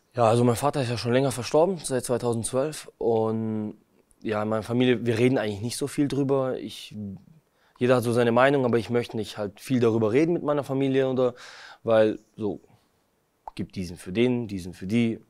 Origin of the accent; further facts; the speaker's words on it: Kazakhstan; moved away; geboren bin ich in Kasachstan